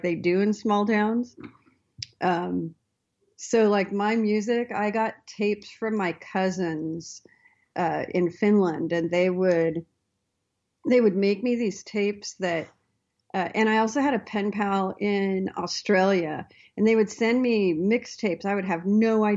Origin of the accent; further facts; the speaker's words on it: Astoria, Oregon, United States; I grew up on the Oregon coast. So, a town called Astoria